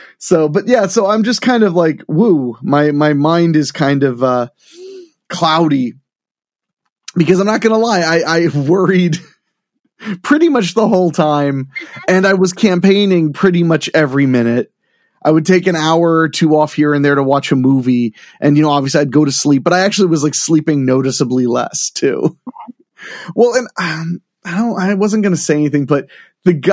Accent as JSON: {"language": "English", "region": "Midwest", "country": "United States", "said": "I'm from the Midwest. I work in show business in the Midwest"}